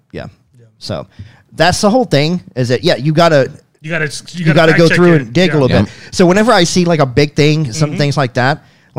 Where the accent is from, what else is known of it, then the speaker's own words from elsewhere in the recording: Mississippi, United States; moved away as an adult; also born or lived in Denver; I've lived in Denver for the last 15 years, and you know, when I grew up, that was a common thing. Yeah. When I grew up in Mississippi. But I've been living in the city for a long time.